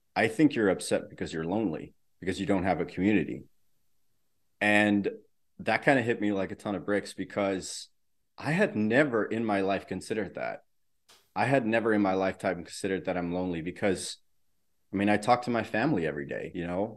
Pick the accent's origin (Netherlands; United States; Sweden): Netherlands; I grew up in the Netherlands.